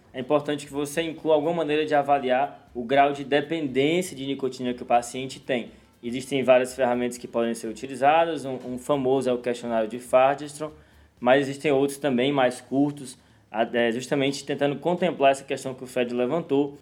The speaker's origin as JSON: {"language": "Portuguese", "region": "Northeast Region", "country": "Brazil", "said": "Eu sou do Nordeste"}